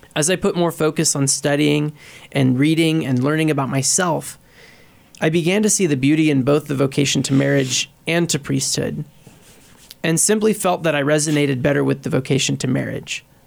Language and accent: English; Beloit, Kansas, United States; I grew up in Beloit, uh, Kansas, and I did pre-K through twelve at the Catholic school there